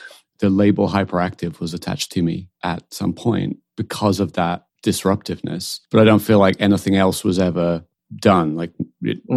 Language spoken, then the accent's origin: English; United Kingdom; accent: British; also born or lived in West coast of the United States; now in United States; we both have British accents